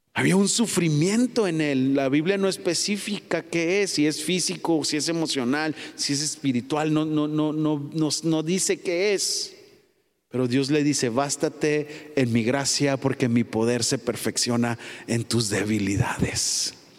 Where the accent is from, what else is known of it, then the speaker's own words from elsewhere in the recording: Mexico; No soy eh, New Yorker, ¿cómo? soy Mexican, Mexican, mexicano